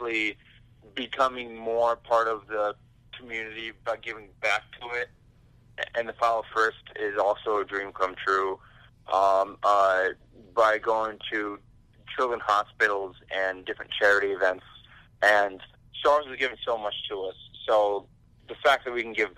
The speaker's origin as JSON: {"language": "English", "region": "Michigan", "country": "United States", "said": "I'm from Michigan"}